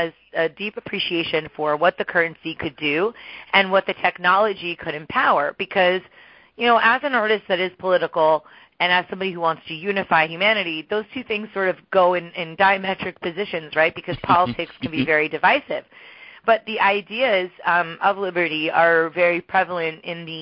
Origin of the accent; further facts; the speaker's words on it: New Jersey, United States; I grew up in New Jersey